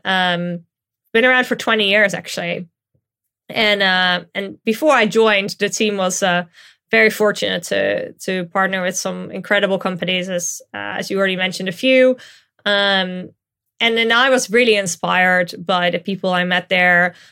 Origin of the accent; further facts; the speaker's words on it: Netherlands; now in London, United Kingdom; I grew up in the Netherlands